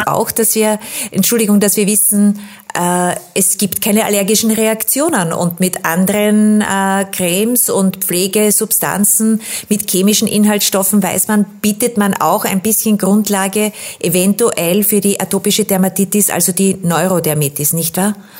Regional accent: Austria; bei uns in Österreich

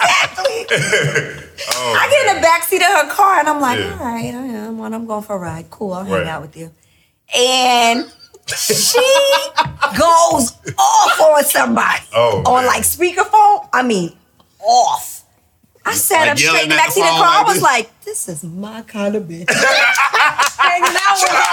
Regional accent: New York City, New York, United States; I'm from New York City

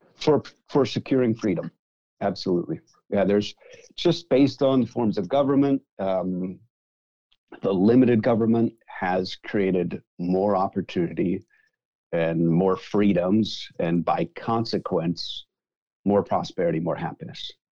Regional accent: Canada; moved away as an adult; now in United States; Born and raised there.

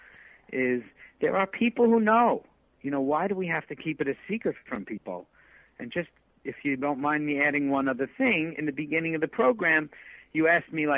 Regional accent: United States; Growing up in America, it was very evangelical

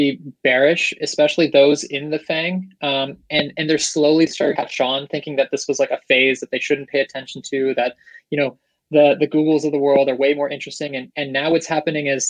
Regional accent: Seattle, Washington, United States; now in San Francisco, United States; I'm in SF, originally from Seattle

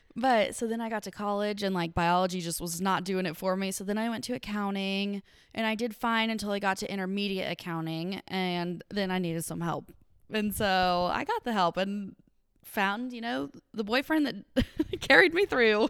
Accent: Paducah, Kentucky, United States; I am a Western Kentucky gal through and through, Paducah, Kentucky

